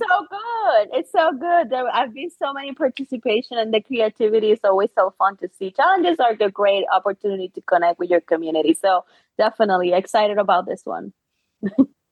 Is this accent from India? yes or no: no; Puerto Rico; born or raised there; English is a second language; moved away as an adult; also born or lived in Chicago